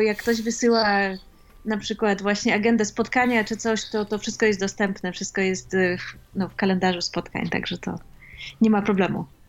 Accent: Poland; moved away; ja dorastałam w Polsce

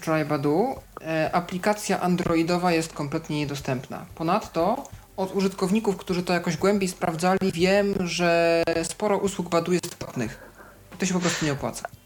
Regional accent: Poland; skąd jestem, odpisuje Poland

